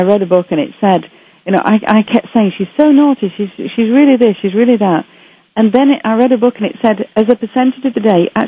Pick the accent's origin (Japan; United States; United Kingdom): United Kingdom; Manchester, North West England; now in Canada; I was brought up in Manchester, England